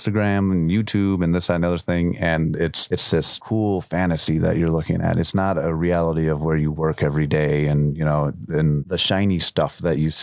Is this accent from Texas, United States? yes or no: no; Chicago, Illinois, United States; I'm from Chicago